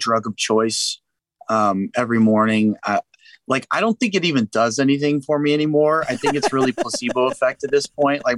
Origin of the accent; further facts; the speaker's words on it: San Antonio, Texas, United States; now in Nashville, United States; I'm also from San Antonio, Texas